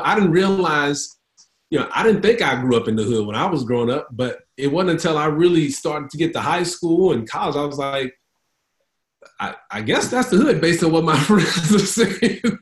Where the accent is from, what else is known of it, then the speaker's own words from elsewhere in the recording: Houston, Texas, United States; now in Dallas Fort Worth area, United States; I'm from H Town